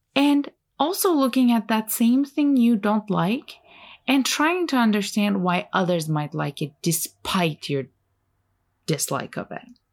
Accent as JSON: {"language": "English", "country": "Turkey", "tie": "born or raised there", "also_born_or_lived": "Ontario, Canada", "first_language": "Turkish", "second_language": "English", "moved": "yes", "said": "I grew up in Turkey"}